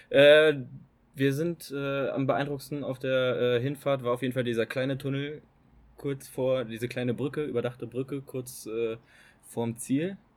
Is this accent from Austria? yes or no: yes; Styria, Austria; Ich komme eigentlich aus der Steiermark und ich bin der Freund von der Elisabeth.